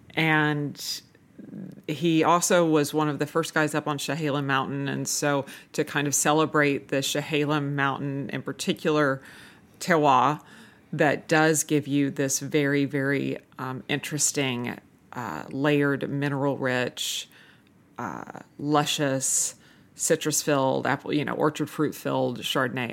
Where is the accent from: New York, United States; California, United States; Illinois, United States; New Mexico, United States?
California, United States; Manhattan Beach; growing up in Manhattan Beach